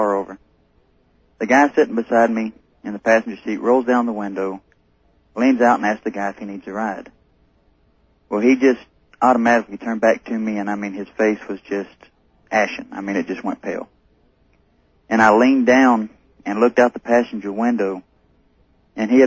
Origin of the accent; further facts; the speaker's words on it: North Carolina, United States; now in Pueblo, Colorado, United States; I'm originally from North Carolina